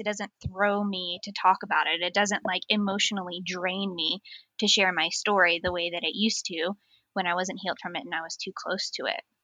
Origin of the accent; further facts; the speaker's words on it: United States; accent: American; moved away as an adult; now in North East England, United Kingdom; I am an American transplant also living in the northeast of England.